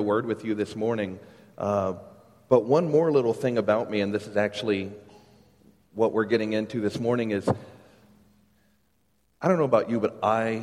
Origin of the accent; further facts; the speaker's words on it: Ladson, South Carolina, United States; moved away as an adult; also born or lived in Charlotte, North Carolina; I grew up here in the Charleston area. I grew up out in Ladson, graduated from Stahl High School